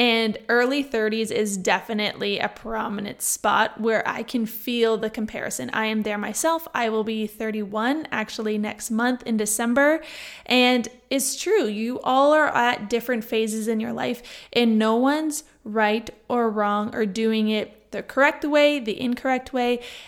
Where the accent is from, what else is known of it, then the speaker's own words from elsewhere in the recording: Niagara, Ontario, Canada; On Thursday, I went back to my hometown, which is Niagara, for those of you that do not know.